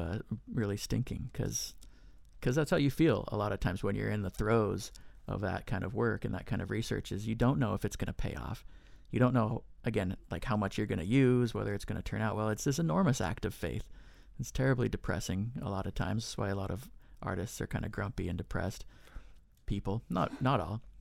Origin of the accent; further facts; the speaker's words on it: near Sutter's Fort, California, United States; I grew up in California near Sutter's Fort